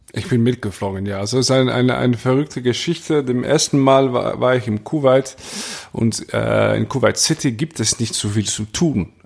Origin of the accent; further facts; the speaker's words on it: Maastricht, Limburg, Netherlands; German is a second language; bei uns in Maastricht